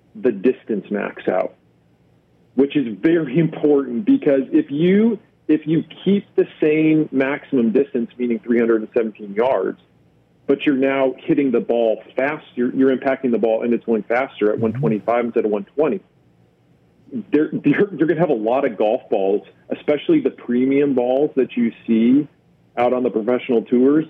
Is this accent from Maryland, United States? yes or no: no; Dallas Fort Worth area, Texas, United States; I'm from the Dallas Fort Worth area